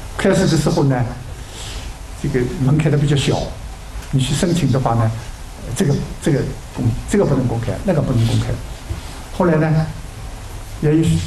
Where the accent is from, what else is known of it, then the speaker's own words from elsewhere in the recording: China; 我们中国人